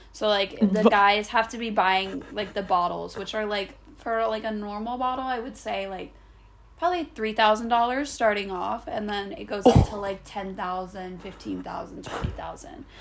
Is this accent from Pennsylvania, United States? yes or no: no; Manhattan Beach, California, United States; also born or lived in Beverly Hills; we grew up in Manhattan Beach, yeah. so it was a very laid back like beach area